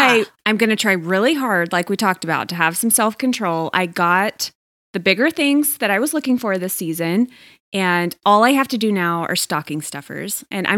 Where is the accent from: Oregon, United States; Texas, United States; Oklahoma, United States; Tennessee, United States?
Texas, United States; In my home state of Texas, in the Dallas region